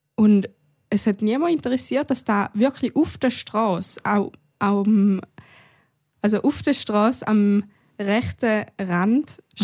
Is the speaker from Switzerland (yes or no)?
yes; Switzerland; bei uns in der Schweiz